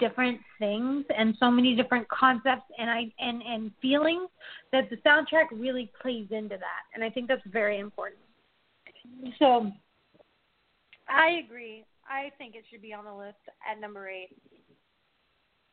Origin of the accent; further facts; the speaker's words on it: Alabama, United States; I grew up in Alabama